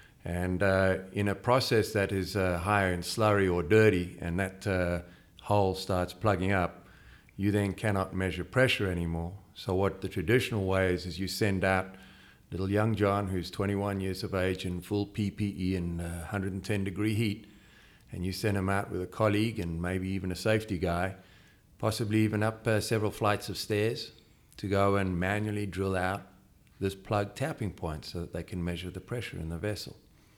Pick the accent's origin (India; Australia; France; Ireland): Australia; Western Australia; now in United States; Well, we're from Western Australia